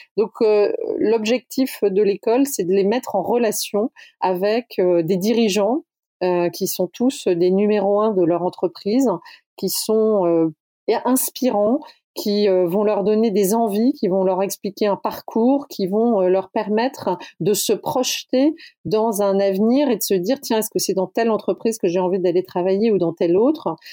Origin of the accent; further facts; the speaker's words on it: the South, France; On est du Sud